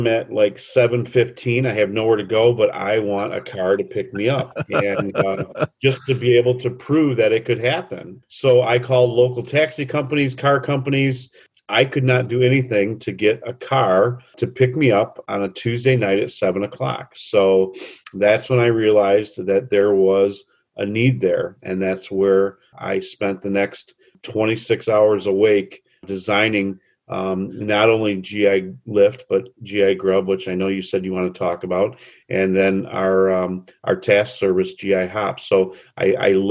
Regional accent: Trenton, Michigan, United States; moved away as an adult; now in Grosse Ile, United States; I was born and raised in Trenton, right over the bridge, and spent most of my adult life there

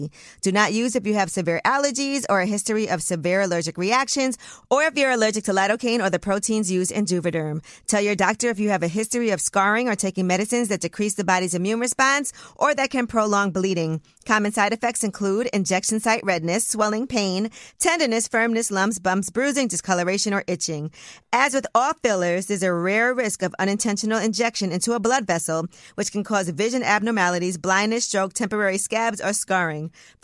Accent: New York City, New York, United States; Whole team, baby. You know, we're from New York.

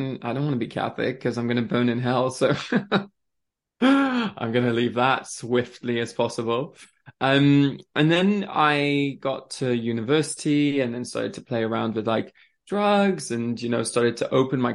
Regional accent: France; also born or lived in Switzerland; now in England; born in Switzerland. I grew up in France.

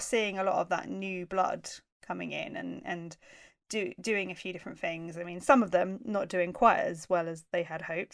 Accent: United Kingdom; we're three British sumo fans

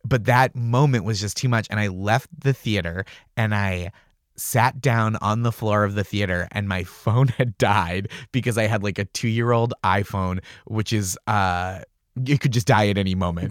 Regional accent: Stoneham, Massachusetts, United States; I grew up in Stoneham, Massachusetts, which is, like, just north of the city

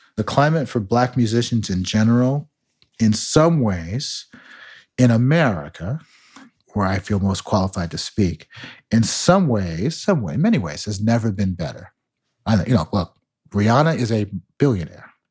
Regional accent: Margate, Florida, United States; moved away as an adult; also born or lived in Chicago, Illinois / Nashville, Tennessee / Ann Arbor, Michigan / New York City; now in New York, United States; I was born in Chicago, but grew up in Margate, Florida

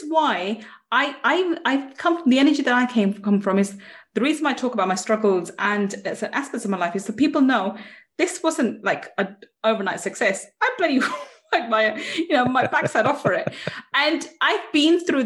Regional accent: England, United Kingdom; being English

